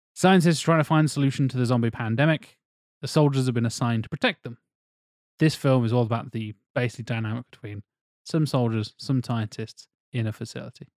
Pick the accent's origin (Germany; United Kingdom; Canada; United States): United Kingdom; Norfolk, East of England; growing up in Norfolk, there's a lot of farmers and hunters